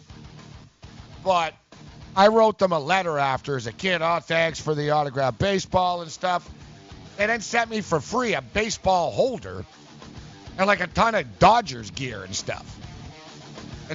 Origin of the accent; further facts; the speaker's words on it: Montreal, Quebec, Canada; I grew up in Montreal